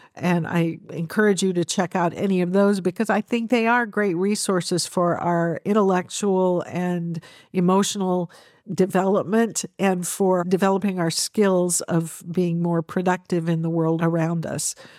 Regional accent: United States; as an American

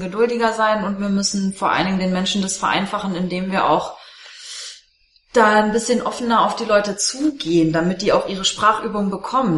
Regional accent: Germany; selbst als Deutsche

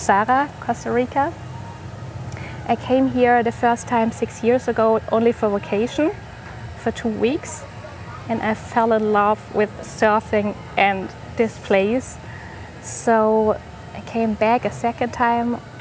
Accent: Germany; I am from Germany

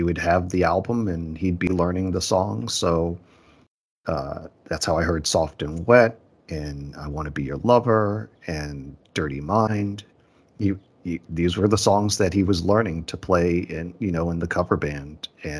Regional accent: Boston, Massachusetts, United States; I was about 6 years old. I grew up in Boston, Massachusetts, and I still live here.

